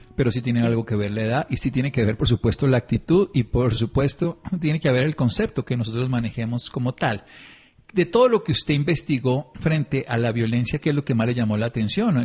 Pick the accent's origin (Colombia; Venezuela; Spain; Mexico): Colombia; Tolima; now in La Calera, Colombia; yo soy de Tolimense, pero vivo en Cundinamarca, vivo en La Calera